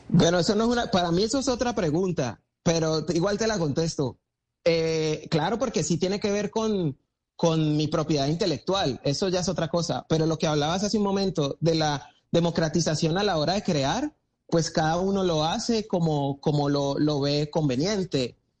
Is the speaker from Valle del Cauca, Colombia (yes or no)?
yes; Cali, Valle del Cauca, Colombia; de Cali pa'l mundo